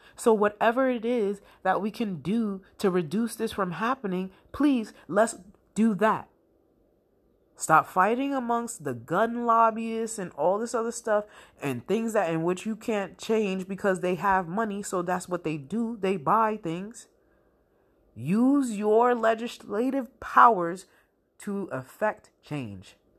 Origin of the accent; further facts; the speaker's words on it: United States; as an American citizen